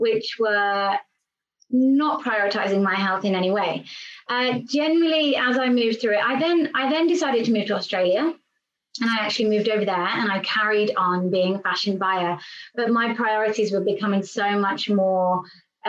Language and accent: English; England, United Kingdom; also born or lived in London; I'm English and I am currently in England at the moment